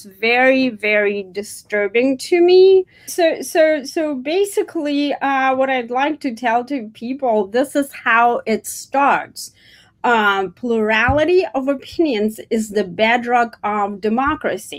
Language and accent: English; Russia; moved away as an adult; now in United States; I was born actually in the Soviet Union, former Soviet Union, before the country fell apart into 15 different countries.